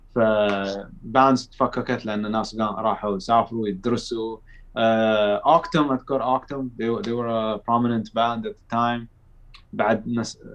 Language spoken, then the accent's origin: Arabic; Saudi Arabia; احنا من السعودية